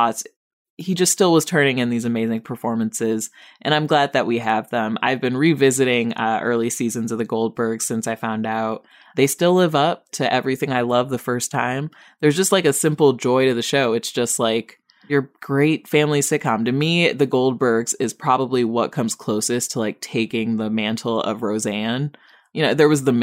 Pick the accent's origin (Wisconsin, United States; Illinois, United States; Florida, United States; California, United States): Illinois, United States; Rockford; my hometown of Rockford